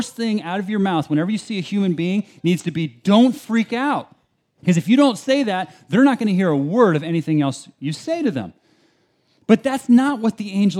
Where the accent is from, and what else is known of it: Albany, California, United States; also born or lived in Berkeley, California